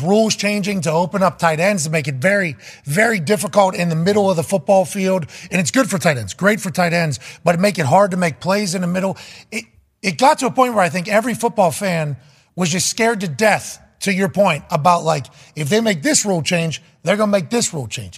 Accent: Plum, Pennsylvania, United States; I'm just a white trash kid from Plum

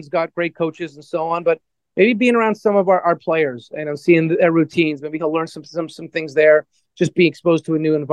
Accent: Canada; now in Atlanta, United States; being Canadian

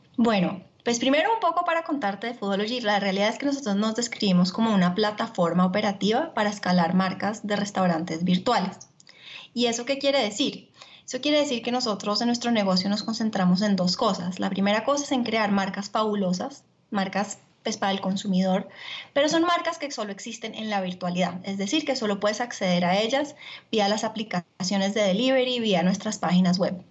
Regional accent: Colombia; also born or lived in Italy; yo soy colombiana

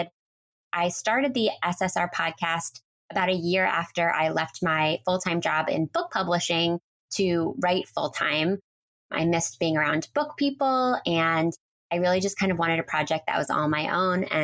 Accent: Philadelphia, Pennsylvania, United States; moved away as an adult; also born or lived in New York City; I'm from the Philadelphia area

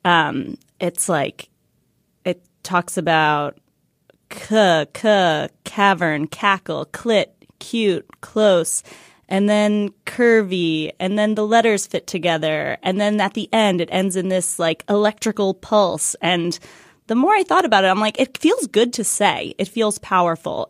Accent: Washington, District of Columbia, United States; we're hosting a live show in D C, my hometown

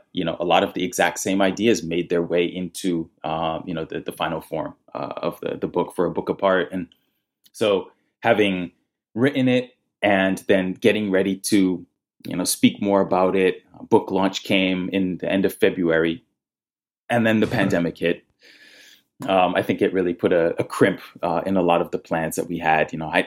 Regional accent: Nigeria; I am a third culture kid, which essentially means I am from three cultures. The first being I am Nigerian.

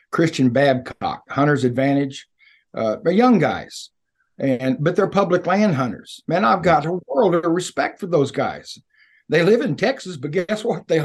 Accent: British Columbia, Canada; we're both from, Beast.

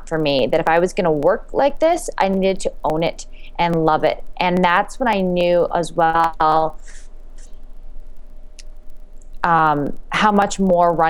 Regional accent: Canada; moved away as an adult; also born or lived in New York City; I came to the U.S. I'm from Canada on a running scholarship

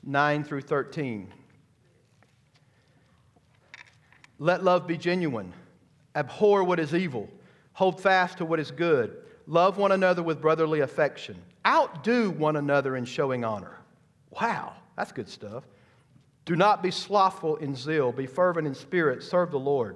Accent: United States; as American Christians

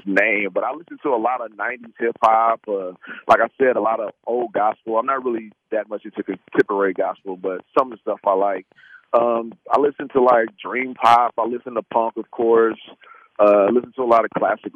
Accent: Saginaw, Michigan, United States; I was born in Saginaw, Michigan, and just like Motown music was always playing in my house

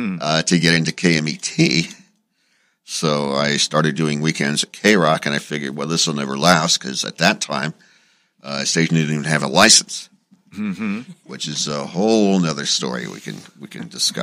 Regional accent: Phoenix, Arizona, United States; moved away as an adult; now in Los Angeles, United States; I grew up in Phoenix and worked at a couple of top 40 stations after working my way up through high school at various crappy little suburban stations.

